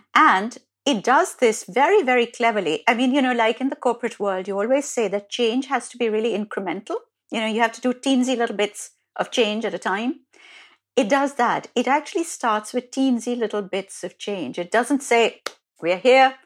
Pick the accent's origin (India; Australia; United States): India; Delhi; an Indian girl growing up in Delhi